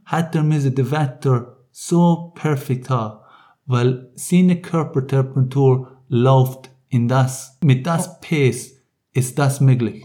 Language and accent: German; Ireland; German is a second language; also born or lived in Munich, Germany; now in Rapperswil, Switzerland; ich kann viel in Irland aufgewachsen